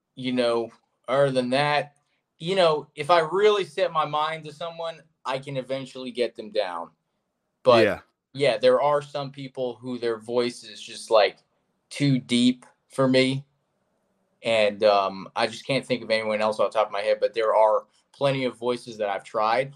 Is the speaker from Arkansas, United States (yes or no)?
no; South Florida, United States; growing up in South Florida, which is where I am now and where I'm from